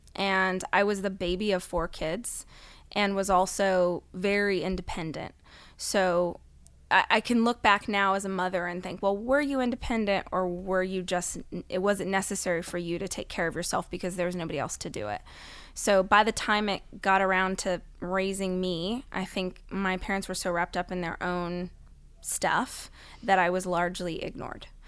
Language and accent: English; Bakersfield, California, United States; I grew up in Bakersfield, California, which is about two hours north of here